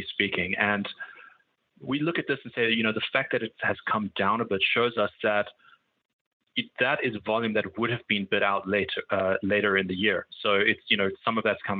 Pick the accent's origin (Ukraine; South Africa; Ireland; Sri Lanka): South Africa; moved away as an adult; also born or lived in Cape Town / London / Singapore; now in United States; I'm from South Africa